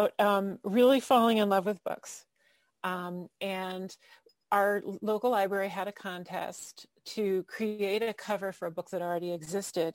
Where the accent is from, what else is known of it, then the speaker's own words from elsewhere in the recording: Fairfield, Connecticut, United States; also born or lived in Ocean City, Maryland; I grew up in Fairfield, Connecticut, and in Ocean City, Maryland.